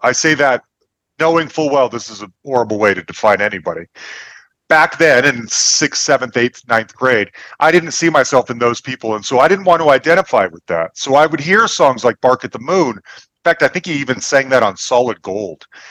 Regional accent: Salt Lake City, Utah, United States; now in Denver, United States; I grew up Mormon in Salt Lake City

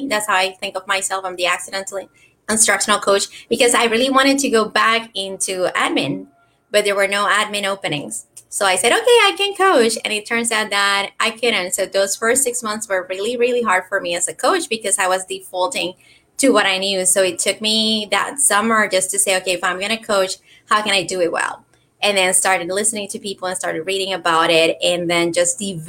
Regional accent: Puerto Rico; accent: Puerto Rican; moved away as an adult; also born or lived in Florida; I started in education over 20 years ago in Puerto Rico. That's where I'm from, and that's where my accent is from

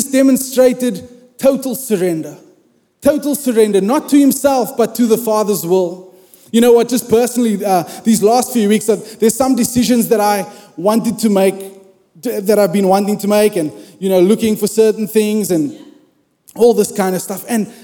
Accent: South Africa; I grew up in South Africa

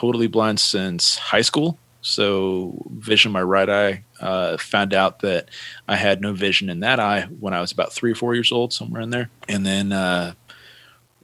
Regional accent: Santa Cruz, California, United States; I was born in Santa Cruz, California

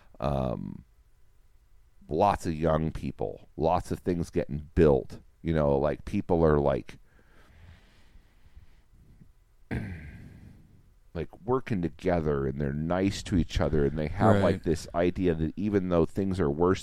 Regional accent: United States; as an American

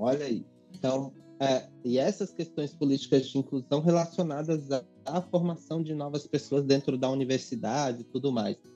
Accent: Vitória da Conquista, Bahia, Brazil; now in São Paulo, Brazil; Sou nordestino, sou de Vitória da Conquista, Bahia. Cresci numa ocupação. Estou é, em São Paulo há 17 anos

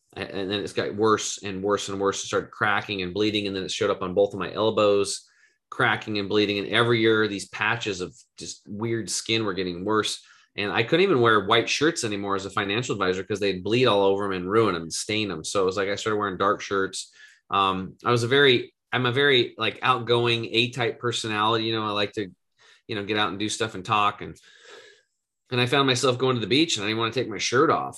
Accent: Eastern Oregon, United States; I grew up in Eastern Oregon, total redneck, hunting and fishing, grew up on a cattle and hay farm

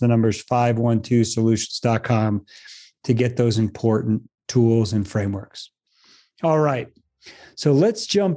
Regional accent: Boulder, Colorado, United States; my hometown of Boulder, Colorado

